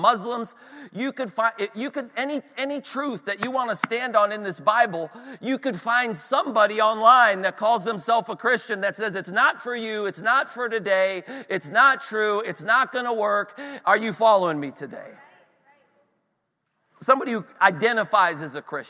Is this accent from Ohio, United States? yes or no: yes; Northeast Ohio, United States; We're in, you know, Northwest Pennsylvania. I'm from Northeast Ohio